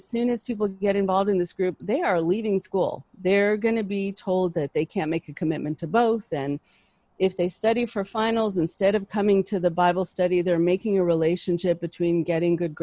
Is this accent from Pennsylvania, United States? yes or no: no; Los Angeles, California, United States; also born or lived in Boston / New York; I grew up in Los Angeles.